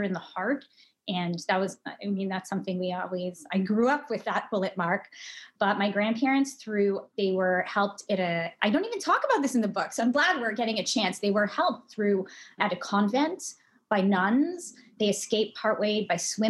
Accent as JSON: {"language": "English", "town": "Montreal", "region": "Quebec", "country": "Canada", "tie": "born or raised there", "also_born_or_lived": "London", "moved": "as an adult", "said": "I grew up in a Holocaust survivor community in Montreal"}